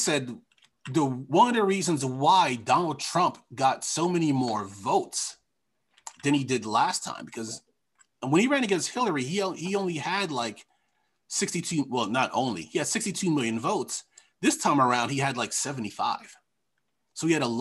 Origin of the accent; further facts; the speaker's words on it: Long Island, New York, United States; moved away; I'm from Long Island